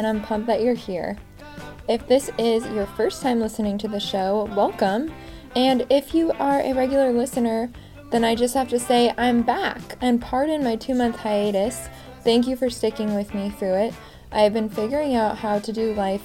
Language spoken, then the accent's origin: English; West Coast, United States; I grew up on the West Coast